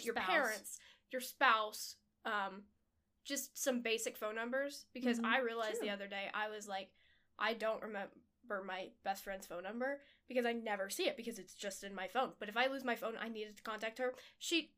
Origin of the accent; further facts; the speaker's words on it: United States; I'm still American.